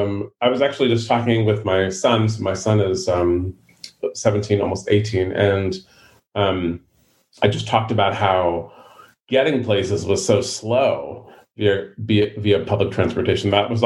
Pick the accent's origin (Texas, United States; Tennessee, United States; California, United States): California, United States; San Francisco; born or raised there